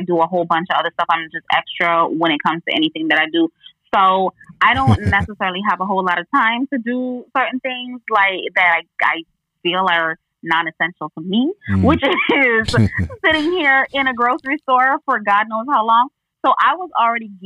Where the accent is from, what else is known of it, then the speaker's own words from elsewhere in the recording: U.S. Virgin Islands; now in Florida, United States; I am from the U.S. Virgin Islands. I'm from St. Croix.